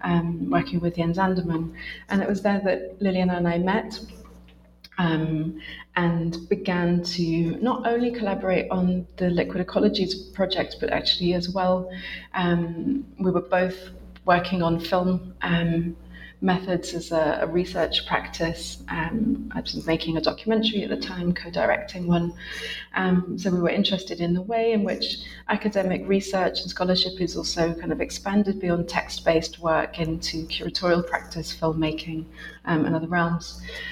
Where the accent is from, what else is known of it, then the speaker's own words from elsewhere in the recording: United Kingdom; now in Essex, United Kingdom; I'm a British researcher based in Essex, which is a university just north of London